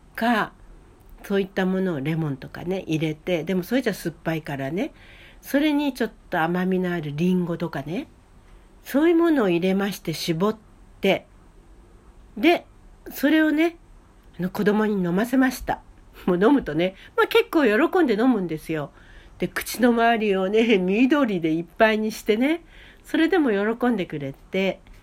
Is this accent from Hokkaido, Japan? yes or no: yes; Hokkaido, Japan; now in Kanto, Japan; 北海道生まれということもありますけれどもね